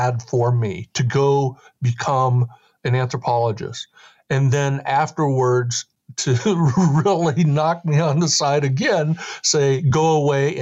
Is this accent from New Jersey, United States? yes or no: no; Oregon, United States; born or raised there; also born or lived in New York